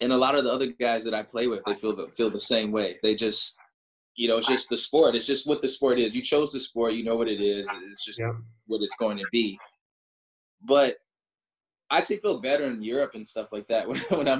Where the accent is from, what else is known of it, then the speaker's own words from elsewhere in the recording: Chicago, Illinois, United States; I grew up in the Midwest, so like Chicago, like Illinois